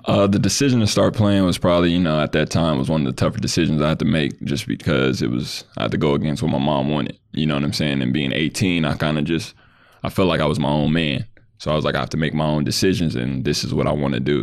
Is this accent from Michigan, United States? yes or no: no; Lancaster, California, United States; I grew up in, uh, Lancaster, California